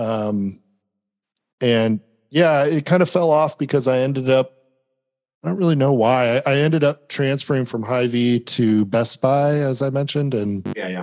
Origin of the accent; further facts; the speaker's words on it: Milan, Illinois, United States; moved away as an adult; now in Knoxville, United States; I grew up in the Quad Cities in Milan, Illinois.